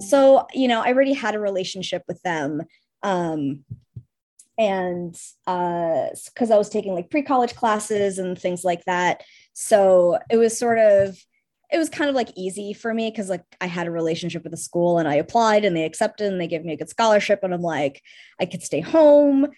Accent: Russia; now in United States; I'm Russian, so I come from a slightly unique background

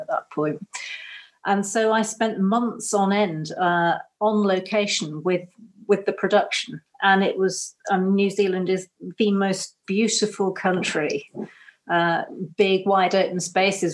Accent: Cornwall, South West England, United Kingdom; although we're Cornish, we don't come from this particular bit of Cornwall

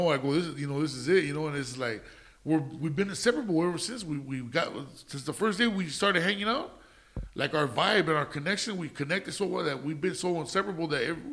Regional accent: Los Angeles, California, United States; In Bull Heights off of, I lived, most of my life I lived in Indiana, by Indiana and 3rd Street.

